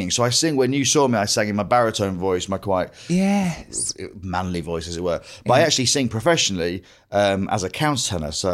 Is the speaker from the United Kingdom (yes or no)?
yes; Grimsby, Yorkshire and the Humber, United Kingdom; accent: Grimsby; So I when I go back to Grimsby, I get ribbed because I don't sound like I'm from Grimsby. My sister has still got a Grimsby accent.